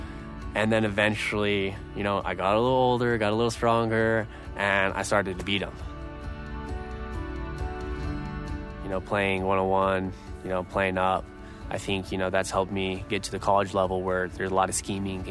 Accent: Idaho, United States; born or raised there

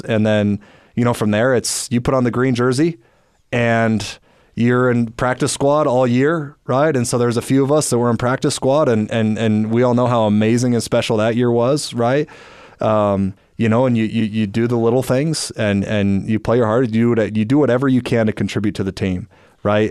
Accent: Orem, Utah, United States; I grew up here in Orem, Utah

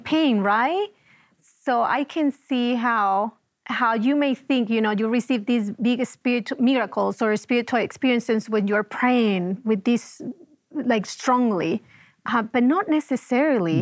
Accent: Venezuela; moved away as an adult; I was born and raised in Venezuela, and, um, I moved out of the country when I was almost twenty-five years old.

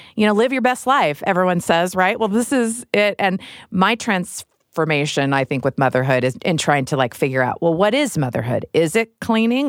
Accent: Midwest, United States; I grew up in the Midwest

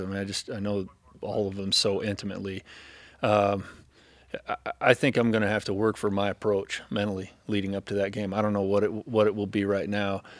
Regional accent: California, United States; moved away; I grew up in California

